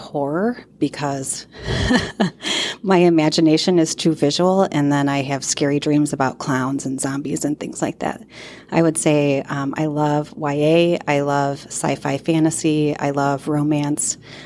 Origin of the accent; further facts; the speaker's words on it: Rochelle, Illinois, United States; also born or lived in Ohio; We moved from Ohio to Rochelle when I was in kindergarten, and I went to school at Central School and then Tilton, and at the time Rochelle Junior High School and Rochelle Township High School